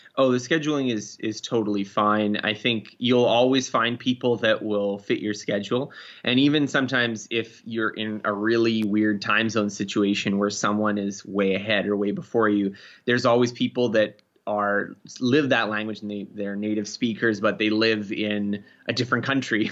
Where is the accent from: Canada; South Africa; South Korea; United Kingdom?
Canada; I'm Canadian, so we do a little bit of learning French in school